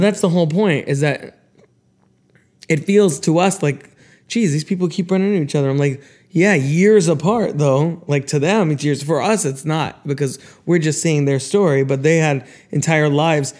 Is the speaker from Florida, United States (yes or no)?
yes; Florida, United States; we're from Florida